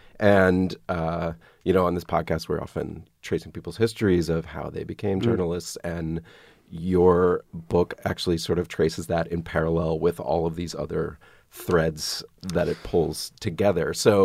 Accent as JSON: {"language": "English", "town": "Atlanta", "region": "Georgia", "country": "United States", "tie": "born or raised there", "said": "I grew up in Atlanta."}